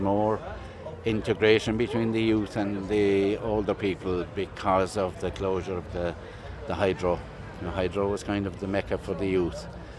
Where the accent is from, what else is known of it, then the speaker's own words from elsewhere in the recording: Corrow, Munster, Ireland; I'm from near Killarney, a place called Corrow.